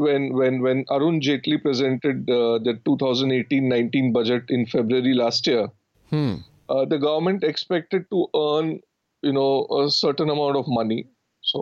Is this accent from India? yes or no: yes; Ranchi, Jharkhand, India; when I grew up in Ranchi